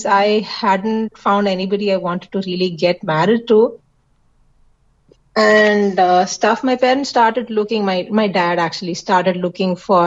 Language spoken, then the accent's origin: English; Kerala, India; since we are Malayalis, as in we are from Kerala